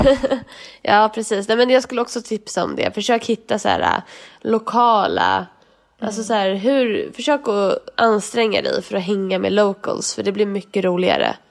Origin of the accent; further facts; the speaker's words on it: Sweden; moved away as an adult; vi är svenskar